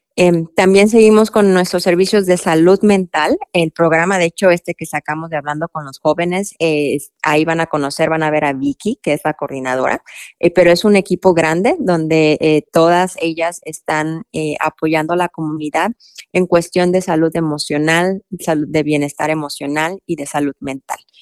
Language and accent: Spanish; Mexico; now in Louisville, United States; yo nací y me crié en México